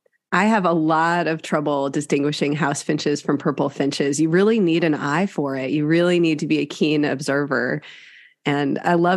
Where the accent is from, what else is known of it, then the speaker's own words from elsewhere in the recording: Wisconsin, United States; Yes, I grew up in Wisconsin. And I mean, we wouldn't cancel school for snow.